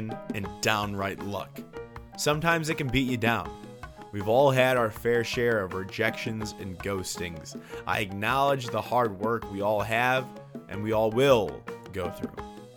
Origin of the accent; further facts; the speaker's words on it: Chicago, Illinois, United States; I'm from Chicago